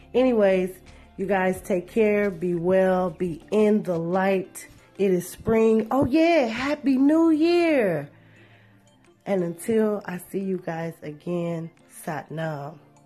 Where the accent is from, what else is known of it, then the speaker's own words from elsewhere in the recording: Shreveport, Louisiana, United States; Shreveport. Big ups to my hometown.